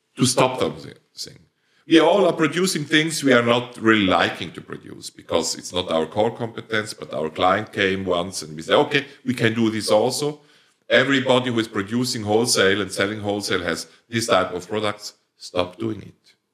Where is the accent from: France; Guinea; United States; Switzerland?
Switzerland; accent: Swiss German dialect; first language Swiss German; English is a second language; my first language is Swiss dialect